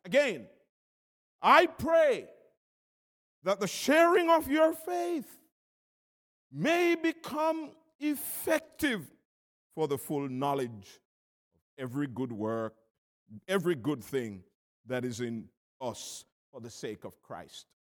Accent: Jamaica; I'm from Jamaica

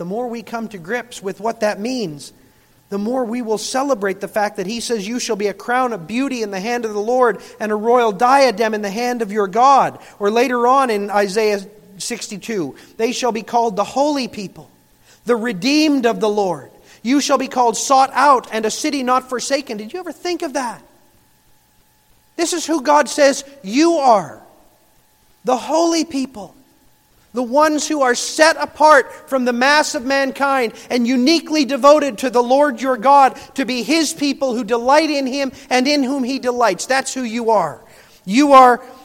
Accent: Michigan, United States

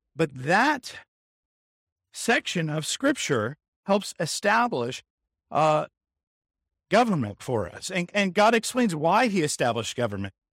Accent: San Diego, California, United States; growing up in San Diego in the eighties

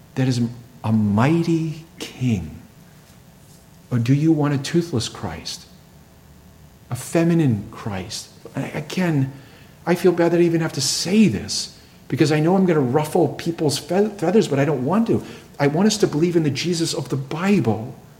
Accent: Plymouth, Massachusetts, United States; the land of my birth

